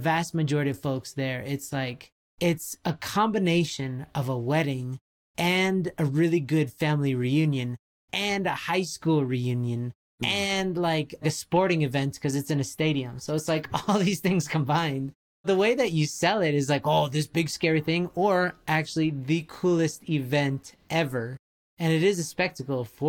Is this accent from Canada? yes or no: yes; Canada; being Canadian